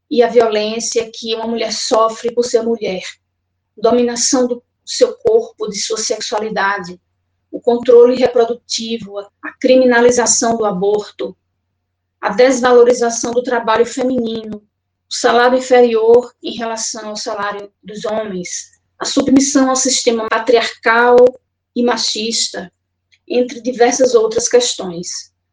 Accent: Olinda, Pernambuco, Brazil; now in Goiânia, Brazil; Sou de Olinda, Pernambuco, mas moro em Goiânia, Goiás.

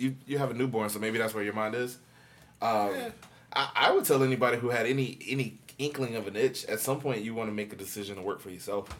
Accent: Tampa, Florida, United States; I'm from Tampa, so maybe I'm guilty of what Americans are guilty of. This is where I live, so this is all I know.

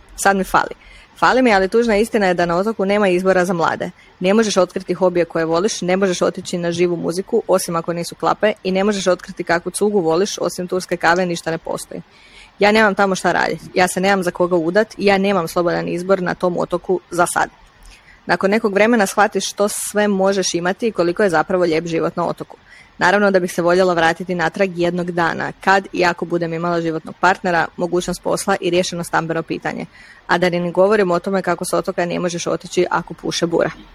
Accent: Stari Grad, Split-Dalmatia County, Croatia; moved away; djelomično sam odrasla na Hvaru, ali u starom gradu

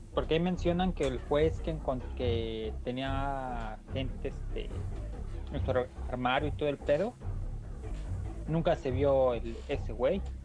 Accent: Mexico; somos mexicanos

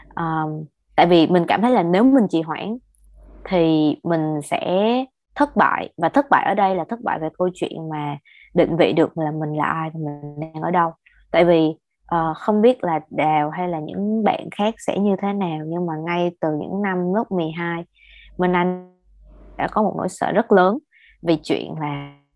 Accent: Ho Chi Minh City, Vietnam; tụi mình là người Sài Gòn và đi học đại học tại Sài Gòn

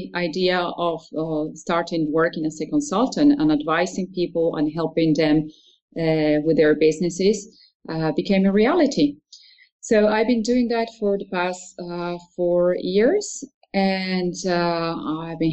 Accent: Argentina; moved away as an adult; now in Netherlands; I was born in Argentina, and after finishing high school, I studied architecture for a few years

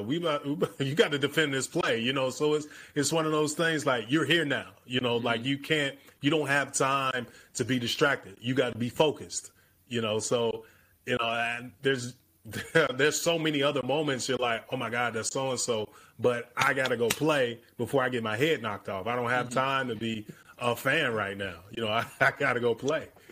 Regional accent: Chicago, Illinois, United States; growing up in the South Side of Chicago

